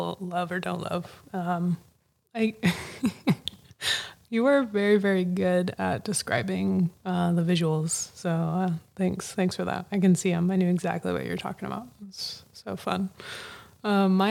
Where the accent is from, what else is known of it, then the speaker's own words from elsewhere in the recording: West Coast, United States; I grew up on the West Coast. I'm just like a West Coast baby